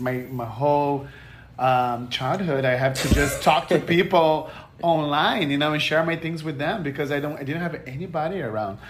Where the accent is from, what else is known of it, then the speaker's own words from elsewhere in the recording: Brazil; English is a second language; now in United States; I'm from Brazil, and when I moved to America